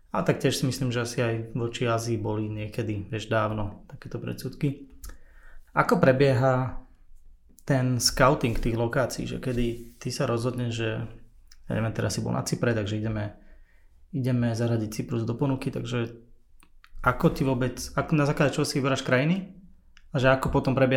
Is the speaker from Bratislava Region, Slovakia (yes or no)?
no; Sereď, Trnava Region, Slovakia; Ja som vyrastal v Seredi